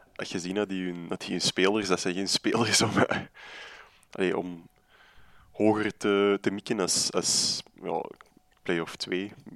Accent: Antwerp, Flanders, Belgium; oorspronkelijk ben ik van Borgerhout

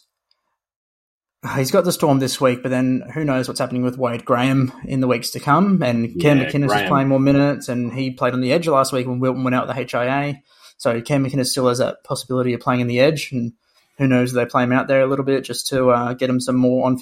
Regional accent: Brisbane, Queensland, Australia; I was born and raised in Brisbane, so I'm actually Queensland

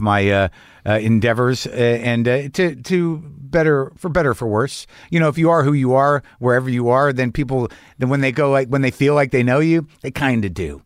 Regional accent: United States; I'm an American

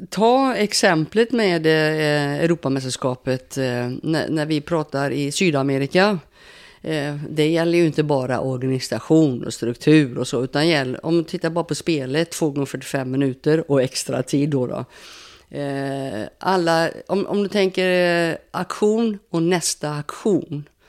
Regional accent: Sweden; Och som svensk då, jag håller ju, håller ju lite grann på Sverige såklart.

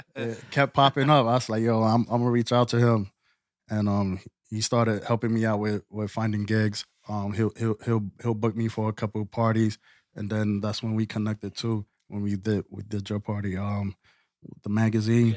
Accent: New York City, New York, United States; now in Lehigh Valley, United States; I'm from the Bronx, Boogie Down

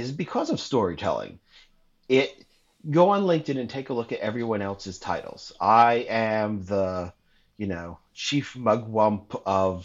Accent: New York City, New York, United States; I'm a working class kid from Queens.

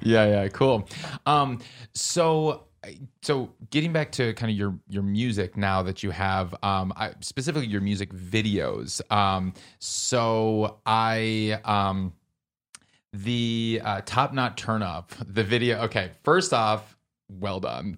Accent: Midwest, United States; I grew up in the Midwest

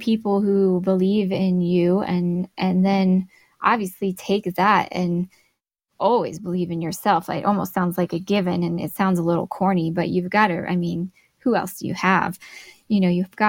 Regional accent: Glendale, Arizona, United States; moved away as an adult; now in Flagstaff, United States; my hometown where I grew up in Glendale, Arizona

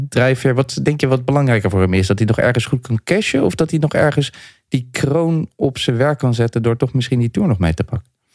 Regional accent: Leiden, South Holland, Netherlands; ik ben in Leiden geboren en toen kregen we op 3 oktober altijd hutspot

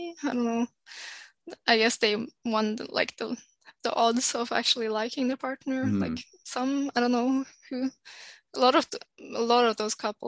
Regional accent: Oslo, Norway; moved away as an adult; also born or lived in London, United Kingdom; now in North Norway, Norway; I grew up in Oslo, which is very liberal

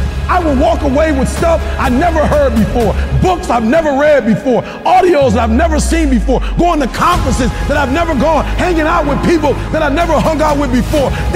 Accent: Detroit, Michigan, United States

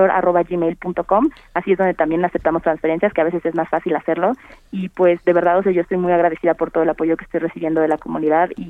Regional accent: Mexico; de creer en el potencial que tenemos como mujeres mexicanas, como mujeres alrededor de todo el mundo.

